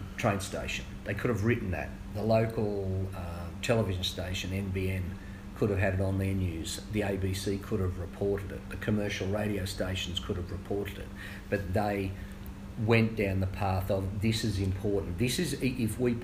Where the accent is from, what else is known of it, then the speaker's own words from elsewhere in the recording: Singleton, New South Wales, Australia; also born or lived in Newcastle; growing up in Singleton as a kid